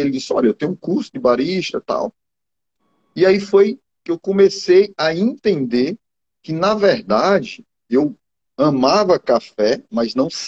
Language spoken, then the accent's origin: Portuguese; Arcoverde, Pernambuco, Brazil; sou natural de Pernambuco, né? Sou daqui do interior, de uma cidade chamada Arco Verde. Fica mais ou menos 260 quilômetros daqui de Recife.